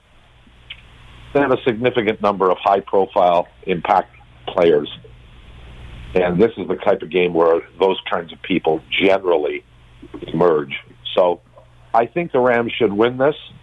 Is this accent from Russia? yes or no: no; Toronto, Ontario, Canada; born or raised there; also born or lived in Ohio, United States